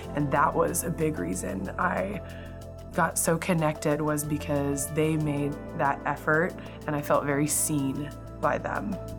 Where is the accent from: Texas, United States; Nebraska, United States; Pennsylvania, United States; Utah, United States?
Nebraska, United States; Hastings; I grew up in Hastings, Nebraska